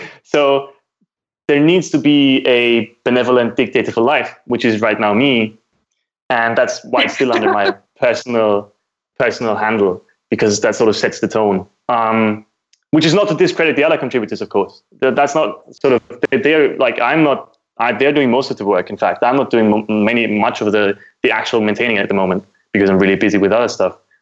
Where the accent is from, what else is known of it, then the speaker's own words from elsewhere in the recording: Austria; I am from Austria, which is in Europe